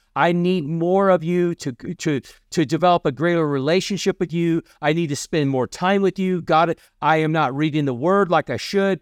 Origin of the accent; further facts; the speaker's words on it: Kentucky, United States; I'm from Kentucky.